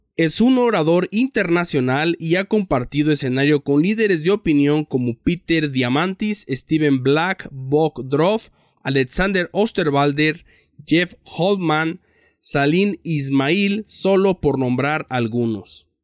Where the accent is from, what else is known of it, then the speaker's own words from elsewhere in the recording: Mexico; yo también soy mexicano